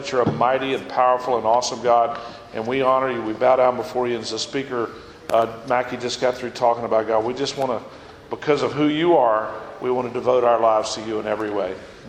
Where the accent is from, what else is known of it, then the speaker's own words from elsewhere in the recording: West Monroe, Louisiana, United States; This is Zach, my son. We're from West Monroe, Louisiana, and Monroe.